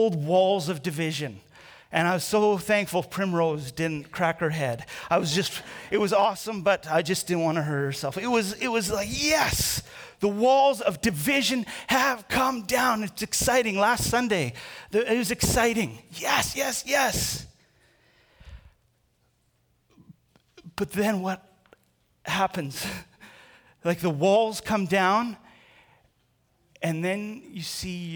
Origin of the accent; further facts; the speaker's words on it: Canada; I'm Canadian.